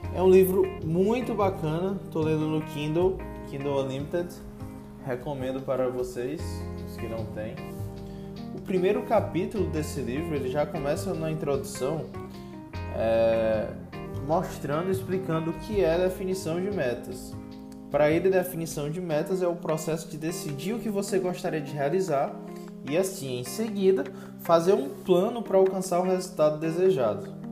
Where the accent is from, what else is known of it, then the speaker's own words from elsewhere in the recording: Teresina, Piauí, Brazil; sou de Teresina, Piauí